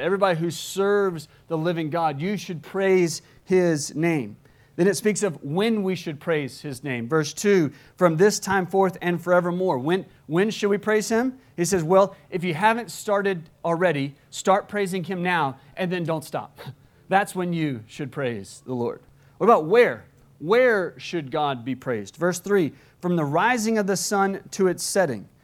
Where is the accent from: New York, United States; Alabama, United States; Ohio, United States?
Alabama, United States; moved away; my home state of Alabama